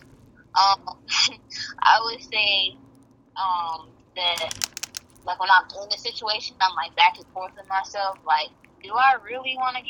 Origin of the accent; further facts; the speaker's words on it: Chicago suburbs, Illinois, United States; I wasn't really raised in the city of Chicago, but the suburbs